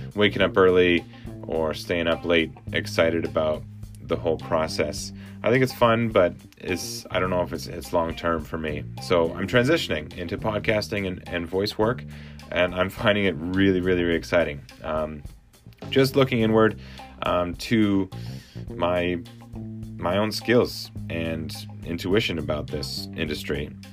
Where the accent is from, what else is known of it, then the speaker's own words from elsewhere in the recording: Edmonton, Alberta, Canada; moved away as an adult; also born or lived in Saskatoon, Saskatchewan; now in Vancouver, Canada; I was born in Saskatoon, raised in Edmonton